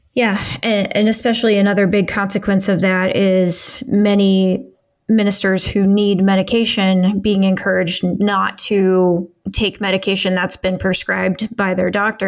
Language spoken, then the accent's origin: English; Midwest, United States; I grew up in the Midwest in Assemblies of God, kind of Pentecostal church